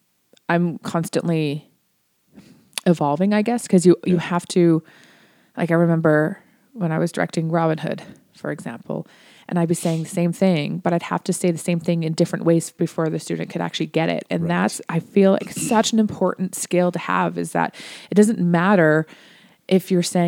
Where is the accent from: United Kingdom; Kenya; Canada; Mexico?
Canada; Ontario; Like I mentioned I was from Ontario, and when I went to school, we had a bunch of teacher strikes.